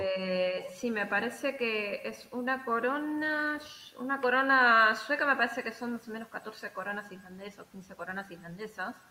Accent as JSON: {"language": "Spanish", "region": "Buenos Aires", "country": "Argentina", "moved": "as an adult", "lives_now": "Iceland", "said": "Estando en Buenos Aires, sí, yo soy de Buenos Aires"}